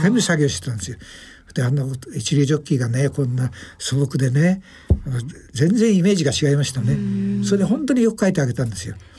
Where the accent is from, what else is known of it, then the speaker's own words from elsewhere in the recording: Gunma, Japan; 僕は群馬なんですが